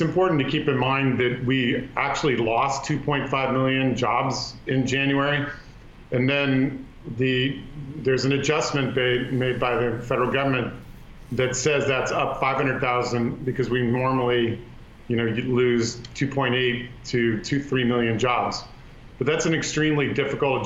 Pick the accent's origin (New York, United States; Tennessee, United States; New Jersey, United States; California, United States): California, United States; Palo Alto; my hometown of Palo Alto, San Francisco